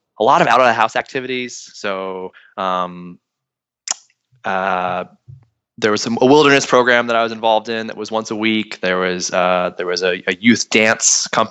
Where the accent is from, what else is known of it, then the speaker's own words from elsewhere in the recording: Hudson Valley, New York, United States; I grew up in the Hudson Valley of New York, which is just a couple hours north of New York City